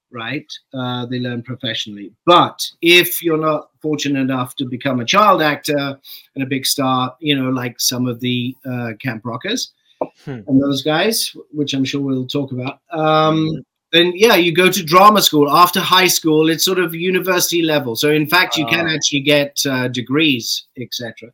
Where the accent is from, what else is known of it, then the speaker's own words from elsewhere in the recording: Saskatchewan, Canada; I grew up in Saskatchewan.